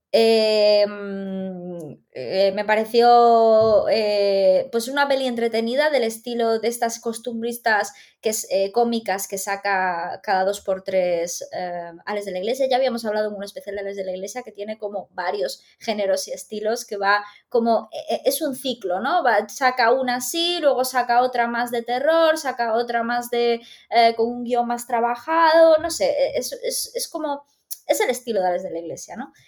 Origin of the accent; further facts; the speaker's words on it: Galicia, Spain; como gallega